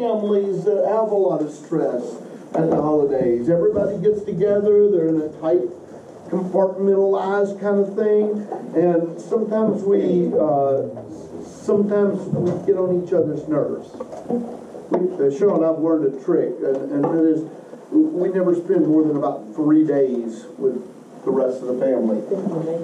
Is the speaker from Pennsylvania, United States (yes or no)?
no; Western Kentucky, United States; moved away as an adult; also born or lived in Oak Ridge, Tennessee; now in Murfreesboro, United States; I grew up in Western Kentucky with an outhouse and a very homogeneous community around me, ethnically